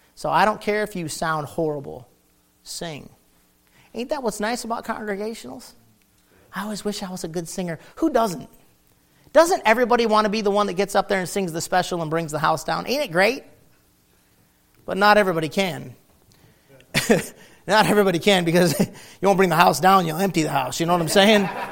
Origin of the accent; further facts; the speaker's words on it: near Detroit, Michigan, United States; I grew up near Detroit, Michigan